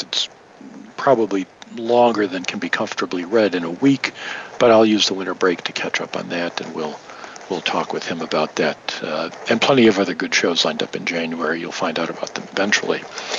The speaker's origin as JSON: {"language": "English", "town": "Detroit", "region": "Michigan", "country": "United States", "tie": "born or raised there", "said": "As a kid growing up in Detroit"}